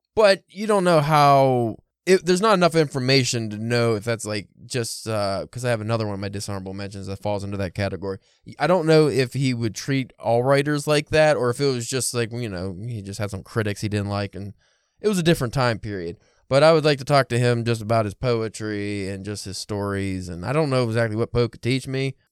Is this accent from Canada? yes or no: no; United States; I'm American boy